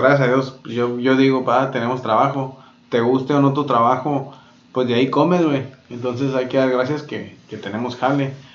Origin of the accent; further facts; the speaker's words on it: Mexico; nosotros que somos pues mexicanos